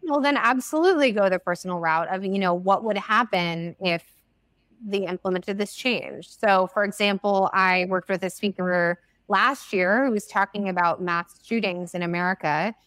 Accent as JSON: {"language": "English", "country": "United States", "first_language": "English", "said": "I'm an American"}